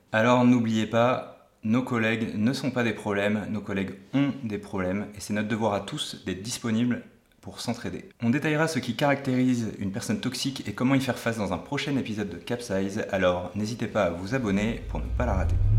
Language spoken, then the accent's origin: French; Portugal; moved away; Quand j'étais petit, j'habitais au Portugal